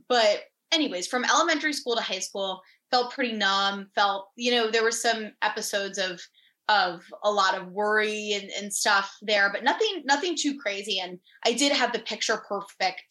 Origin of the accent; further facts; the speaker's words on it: Fairfield, Connecticut, United States; I was born and raised in Fairfield, Connecticut, and I'm still here to this day.